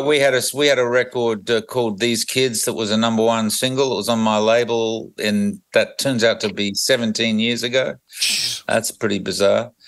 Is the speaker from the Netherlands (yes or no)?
no; Australia